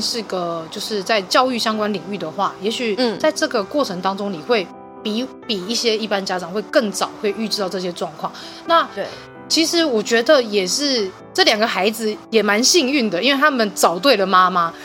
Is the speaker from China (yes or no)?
no; Taiwan; 我们台湾的